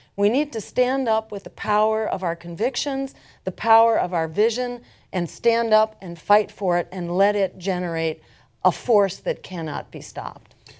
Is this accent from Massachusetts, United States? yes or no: yes; Massachusetts, United States; my home state in Massachusetts